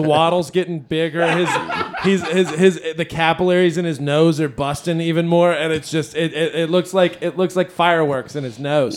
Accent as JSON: {"language": "English", "country": "United States", "said": "as an American"}